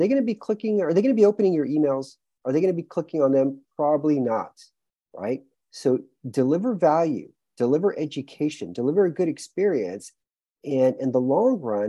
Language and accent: English; Houston, Texas, United States; moved away as an adult; also born or lived in New York City; now in Romania; born and raised in Houston, Texas